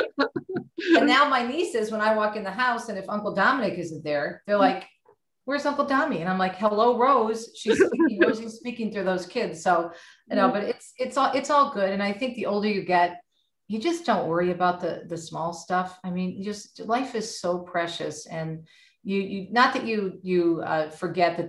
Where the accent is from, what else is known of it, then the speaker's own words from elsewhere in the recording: Michigan, United States; also born or lived in Jersey City, New Jersey; We moved to Michigan when I was a child. So I was raised here